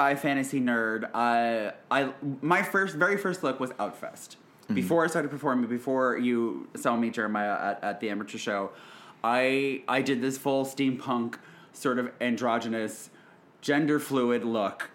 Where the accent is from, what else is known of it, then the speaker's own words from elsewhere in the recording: Allentown, Pennsylvania, United States; moved away as an adult; also born or lived in Swarthmore, Pennsylvania; now in Philadelphia, United States; Originally from Allentown, Pennsylvania, about an hour-ish north of here